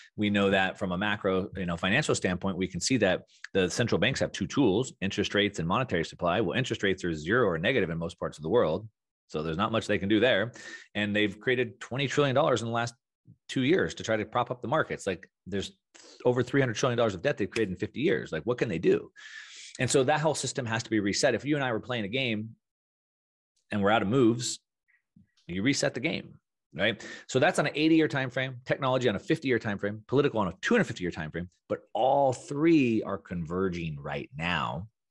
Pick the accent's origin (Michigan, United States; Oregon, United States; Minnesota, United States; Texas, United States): Texas, United States; South; moved away; also born or lived in Southern California; growing up in South Texas